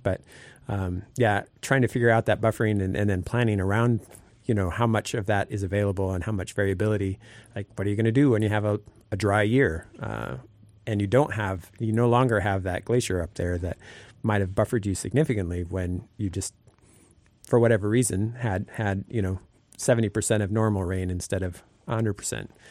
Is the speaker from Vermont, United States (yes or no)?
no; Sitka, Alaska, United States; I grew up here in Sitka and have now lived here